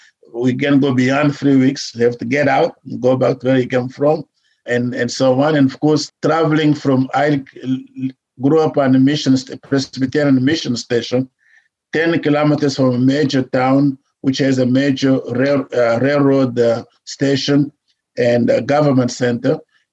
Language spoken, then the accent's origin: English; DR Congo; now in United States; Well, I'm from the Congo. I grew up in the Congo when he started fighting for independence.